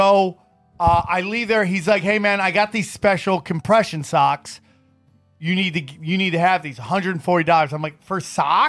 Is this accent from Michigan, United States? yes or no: no; upstate New York, United States; when I was growing up in upstate New York